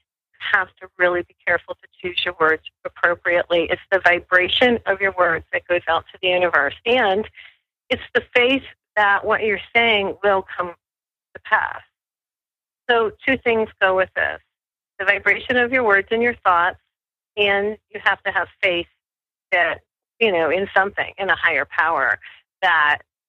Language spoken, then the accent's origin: English; New Mexico, United States; I'm from New Mexico, and people in New Mexico tend to be more spiritual.